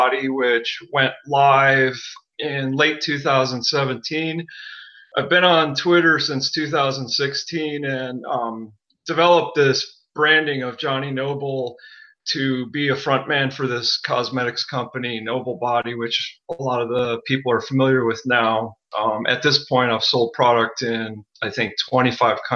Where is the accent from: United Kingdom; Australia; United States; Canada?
United States; Wilkes-Barre, Pennsylvania; I grew up in northeastern Pennsylvania, you know, middle-class family. I grew up in the country and I was born in a town called Wilkes-Barre